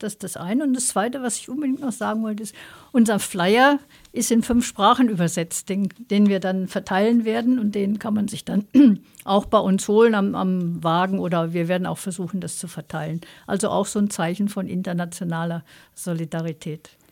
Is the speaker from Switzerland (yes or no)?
no; Austria; als Österreicher